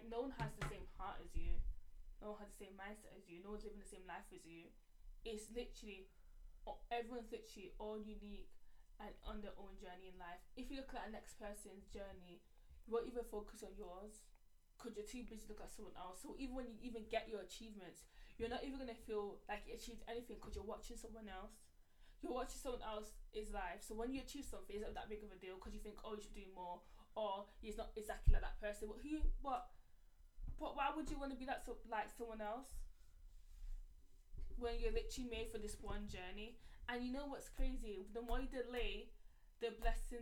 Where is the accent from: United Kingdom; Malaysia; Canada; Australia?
United Kingdom; we're sisters. Like, yeah, and we're from the UK